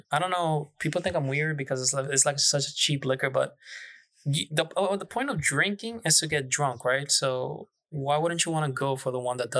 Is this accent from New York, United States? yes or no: yes; Manhattan, New York, United States; I grew up in Manhattan. The most woods we had was the park, Central Park, and that's not woods.